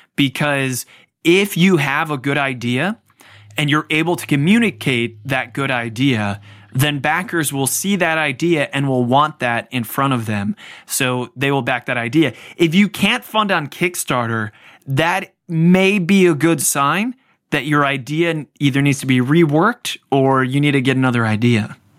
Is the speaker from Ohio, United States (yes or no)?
yes; Cleveland, Ohio, United States; I grew up in the Cleveland area